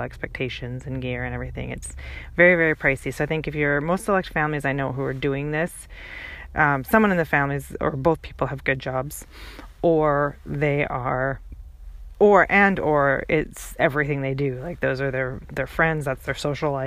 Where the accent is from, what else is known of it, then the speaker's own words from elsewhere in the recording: British Columbia, Canada; moved away as an adult; now in Seattle, United States; I grew up in Canada